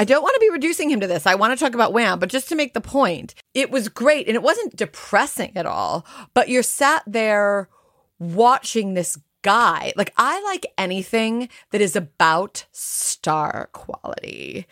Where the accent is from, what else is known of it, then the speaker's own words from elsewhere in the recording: United States; moved away; I'm north of the Mason Dixon line